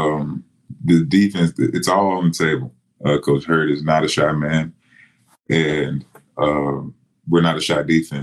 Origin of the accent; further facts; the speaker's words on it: Texas, United States; We're both from Texas